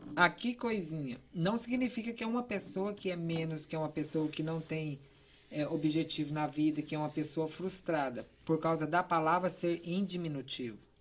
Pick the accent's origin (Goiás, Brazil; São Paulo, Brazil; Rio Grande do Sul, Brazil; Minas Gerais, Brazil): Goiás, Brazil; interior of; also born or lived in Philadelphia / Virginia; now in Boston, United States; Eu sou de uma cidade de. Eu acredito que hoje tem uns 12 mil habitantes, uma cidade bem pequena do interior de Goiás